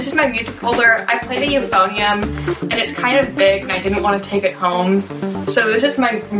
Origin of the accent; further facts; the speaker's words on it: Sammamish, Washington, United States; I was born here in Washington. I've lived in Sammamish my whole life